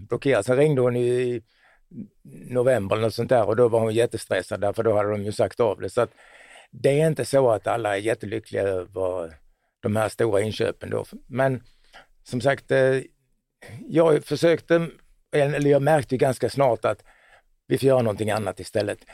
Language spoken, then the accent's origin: Swedish; Båstad, Skåne, Sweden; Jag är från Båstad då.